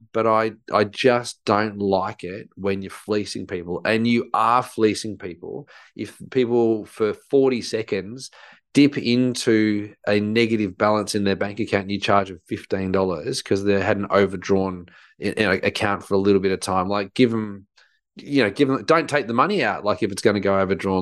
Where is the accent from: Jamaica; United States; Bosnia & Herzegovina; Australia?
Australia; I think growing up in Australia